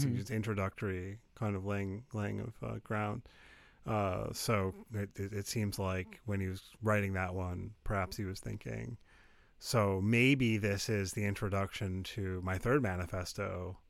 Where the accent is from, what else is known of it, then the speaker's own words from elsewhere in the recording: United States; I'm an American.